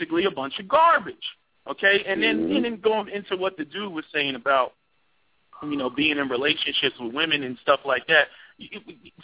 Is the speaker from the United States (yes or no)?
yes; New Jersey, United States; now in Philadelphia, United States; I'm originally from Jersey